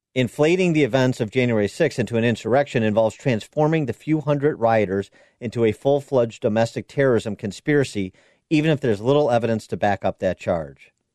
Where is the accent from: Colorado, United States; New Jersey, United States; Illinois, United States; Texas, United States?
Illinois, United States; my home state of Illinois